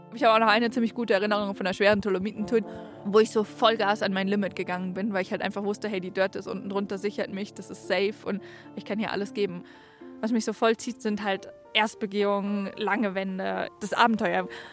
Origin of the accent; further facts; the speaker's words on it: Darmstadt, Hesse, Germany; ich bin eigentlich in Darmstadt groß geworden